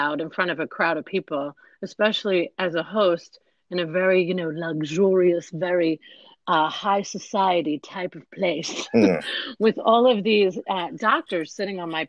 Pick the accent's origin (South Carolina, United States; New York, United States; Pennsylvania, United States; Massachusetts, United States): New York, United States; I'm from New York